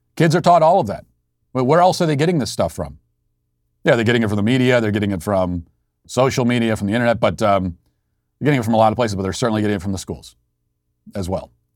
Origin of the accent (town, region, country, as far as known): United States; also born or lived in Tennessee